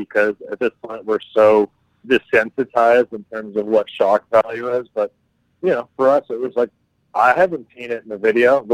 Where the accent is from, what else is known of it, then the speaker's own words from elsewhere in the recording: United States; moved away; also born or lived in Rome, Italy; being an American living in Europe at the time during the Bush administration.